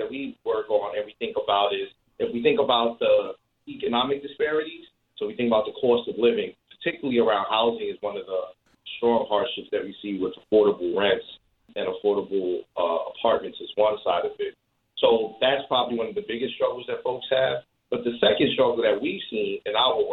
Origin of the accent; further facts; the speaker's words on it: New York City, New York, United States; I'm born and raised in the Bronx